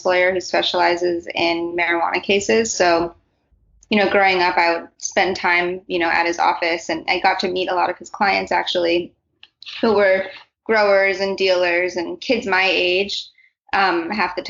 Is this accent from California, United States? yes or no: yes; California, United States; moved away; I am from California originally